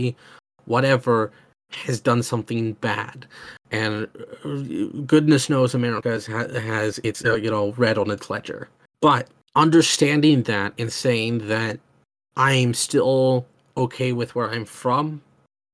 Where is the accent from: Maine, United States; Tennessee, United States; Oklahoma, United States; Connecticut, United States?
Oklahoma, United States; I'm from Oklahoma in the United States